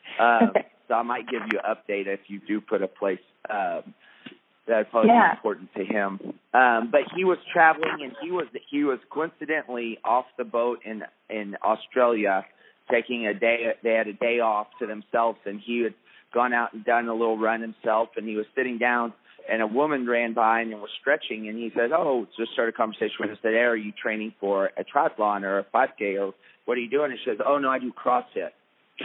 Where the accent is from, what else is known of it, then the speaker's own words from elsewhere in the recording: Lubbock, Texas, United States; grew up in West Texas, up in Lubbock